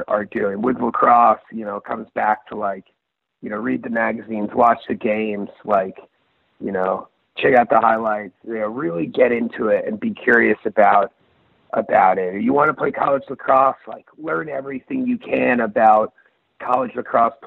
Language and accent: English; Rhode Island, United States; moved away as an adult; also born or lived in Virginia; now in San Francisco area, United States; when I was growing up in Rhode Island